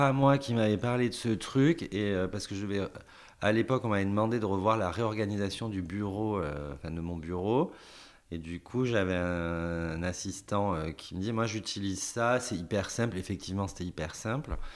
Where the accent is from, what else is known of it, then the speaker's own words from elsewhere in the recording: Paris, Île-de-France, France; moved away as an adult; now in Thouars, France; en tant que Parisien, de venir habiter là